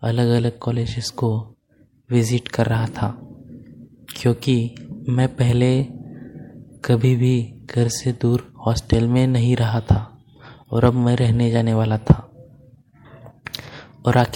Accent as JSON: {"language": "Hindi", "town": "Pune", "region": "Maharashtra", "country": "India", "said": "मैं पूना महाराष्ट्र का रहने वाला हूँ और मेरी उम्र 19 साल है"}